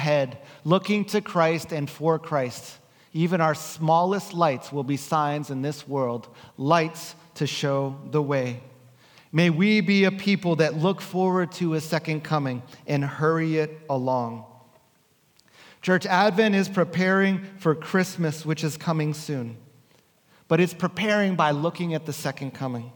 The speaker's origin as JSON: {"language": "English", "region": "New Jersey", "country": "United States", "tie": "born or raised there", "moved": "yes", "lives_now": "West Coast, United States", "said": "growing up in New Jersey, our street would look like this"}